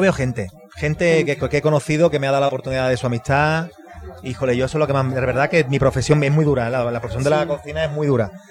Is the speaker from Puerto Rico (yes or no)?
no; Andalusia, Spain; moved away as an adult; now in Querétaro, Mexico; Andalucía, en mi tierra